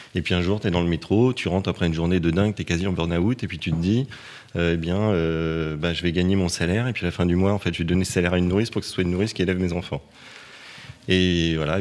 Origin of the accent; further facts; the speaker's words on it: Paris, Île-de-France, France; je, suis né à Paris, j'ai été élevé à Paris